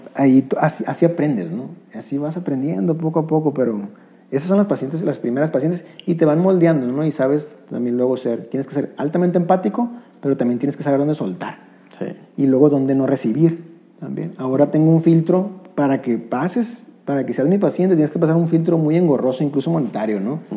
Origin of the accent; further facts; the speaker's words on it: northern Mexico, Mexico; somos norteños